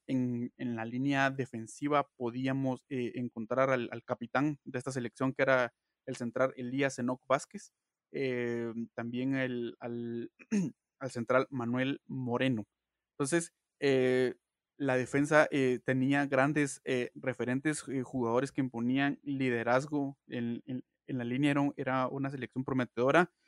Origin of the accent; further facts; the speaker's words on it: Guatemala; todos somos guatemaltecos